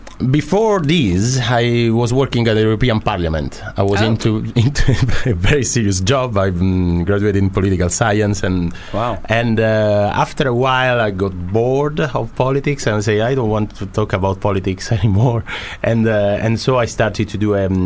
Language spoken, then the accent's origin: English; Rome, Lazio, Italy; English is a second language; Rome, Italy.